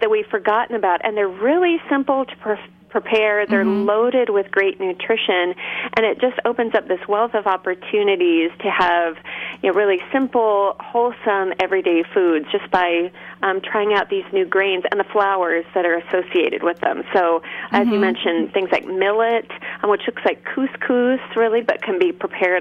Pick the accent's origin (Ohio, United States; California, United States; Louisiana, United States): California, United States; Berkeley; I grew up in Berkeley, California